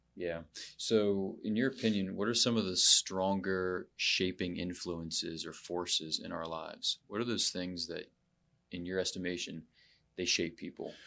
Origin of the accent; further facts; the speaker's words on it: United States; I've never lived outside of the country